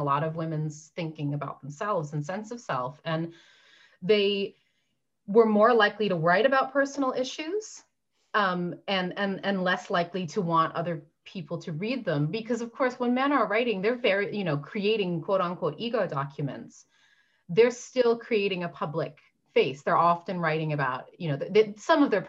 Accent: Newfoundland and Labrador, Canada; now in London, United Kingdom; I'm from Newfoundland

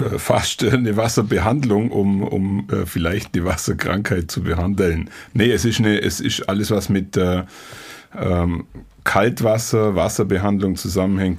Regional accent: Allgäu, Germany; bei uns im Allgäu

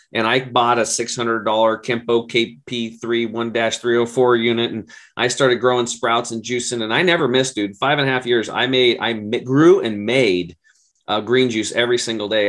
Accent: Oregon, United States; it's an Oregon State University in my home state

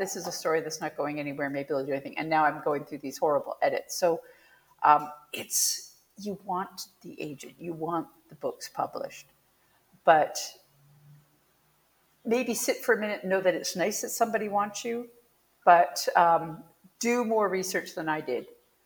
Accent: Canada; I'm Canadian

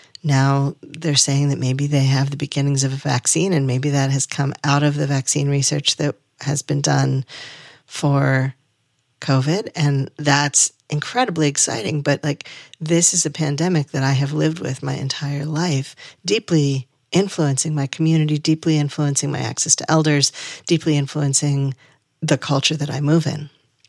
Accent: New England, United States; I grew up in Southern New England, where August is absolutely the beginning of harvest season.

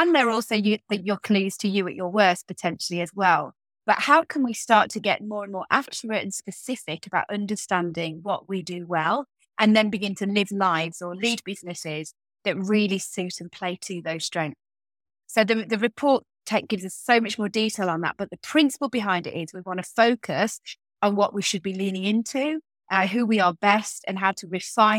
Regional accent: Birmingham, West Midlands, United Kingdom; I live and work from Birmingham. You can maybe hear that in my voice and in my accent. It's my hometown.

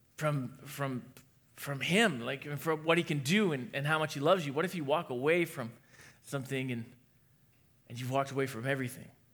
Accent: New Hampshire, United States; I was born in New Hampshire

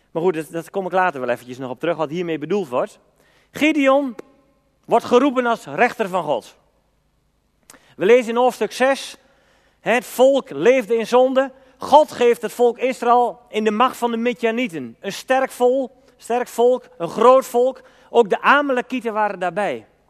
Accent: Elburg, Gelderland, Netherlands; bij ons in Elburg en omgeving

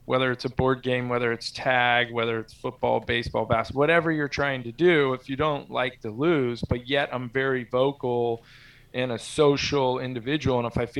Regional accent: San Carlos, California, United States; also born or lived in Corvallis, Oregon / South San Francisco; From age of 14, I grew up in San Carlos, actually where we started the company when I was 25. So we moved to Corvallis, Oregon for my 7th and 8th grade year.

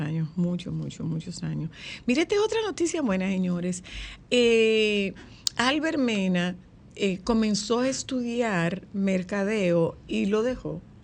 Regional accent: Nagua, María Trinidad Sánchez, Dominican Republic; es de mi pueblo

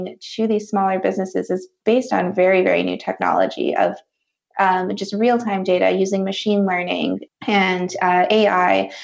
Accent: Wisconsin, United States; now in California, United States; I grew up in Wisconsin, and I know the people in the Midwest are so friendly

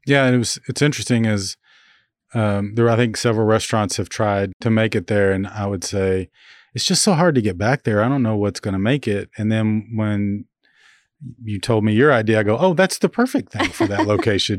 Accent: Grandfield, Oklahoma, United States; now in Manhattan, Kansas, United States; my graduating class, Granfield, Oklahoma

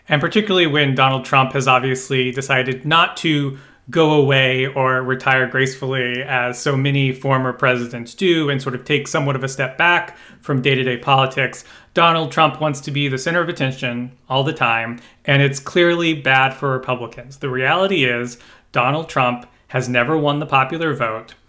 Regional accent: Kentucky, United States; I was born in Kentucky

